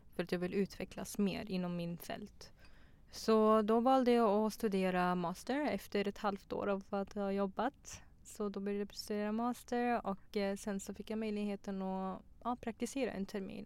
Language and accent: Swedish; Tranås, Jönköping County, Sweden; moved away as an adult; also born or lived in Pakistan / Afghanistan; now in Stockholm, Sweden